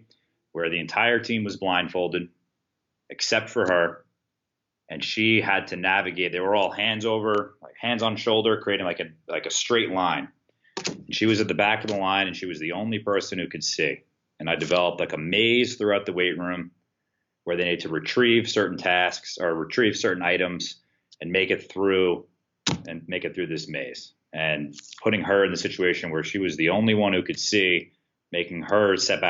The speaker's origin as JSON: {"language": "English", "region": "New York", "country": "United States", "also_born_or_lived": "South Carolina / Stony Brook", "moved": "as an adult", "lives_now": "Hartford, United States", "said": "I moved away from New York, went down to South Carolina to Winthrop University"}